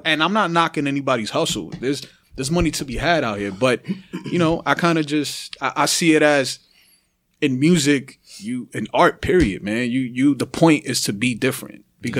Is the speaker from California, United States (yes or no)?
no; New York City, New York, United States; I'm from the Bronx and Uptown, Washington Heights, Dykeman, all that area, right? Harlem, all of that.